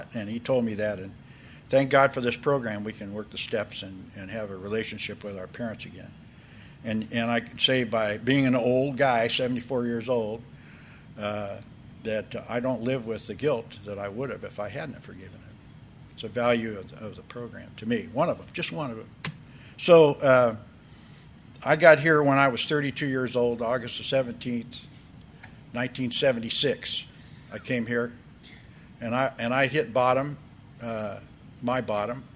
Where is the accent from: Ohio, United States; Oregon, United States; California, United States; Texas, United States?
California, United States; Oakland; now in San Diego, United States; My story begins May the 22nd, 1944, when I was born in Oakland, California